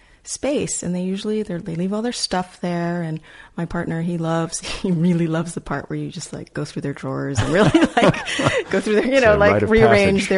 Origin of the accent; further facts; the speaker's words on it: United States; as an American